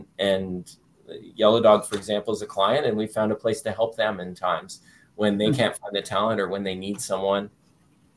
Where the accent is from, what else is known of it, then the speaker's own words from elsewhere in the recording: Toronto, Ontario, Canada; moved away as an adult; also born or lived in Waterloo, Ontario; now in Hampton Roads, United States; I'm born and raised in Toronto, and all that comes with being born and raised in Toronto.